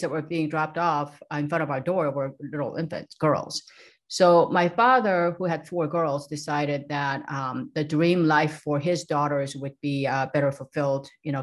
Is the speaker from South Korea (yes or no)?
yes; South Korea; now in San Diego, United States; I grew up in South Korea in a very small, sleepy little town by the beach, a seaside